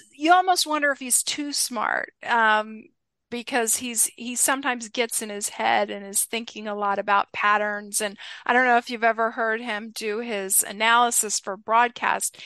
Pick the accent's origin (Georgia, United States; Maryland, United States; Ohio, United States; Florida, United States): Georgia, United States; Atlanta; I was a sports fan growing up in the Atlanta, Georgia area